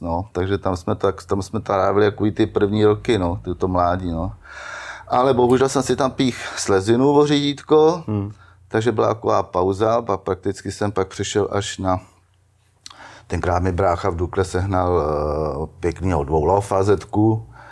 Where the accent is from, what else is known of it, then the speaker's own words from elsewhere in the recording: Štěchovice, Central Bohemian Region, Czechia; Já pocházím ze Štěchovic